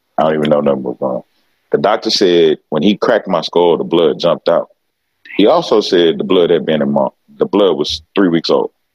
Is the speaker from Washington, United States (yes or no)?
no; Beaumont, Texas, United States; I'm from Beaumont, Texas. You know what I'm saying? So when it comes to those issues, being from not just Beaumont, Texas, I'm from Southeast Texas.